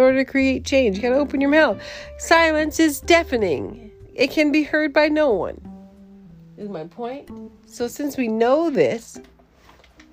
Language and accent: English; United States; moved away; I'm still American, carrying an American passport